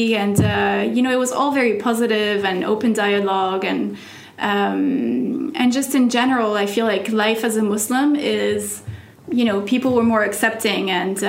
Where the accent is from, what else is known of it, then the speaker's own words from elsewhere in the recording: Oman; English is a second language; moved away as an adult; also born or lived in France; I grew up in the Middle East pretty much, you know. I moved to Oman when I was 10 years old and, you know, until I was 19. And then I've been living here for 11 years.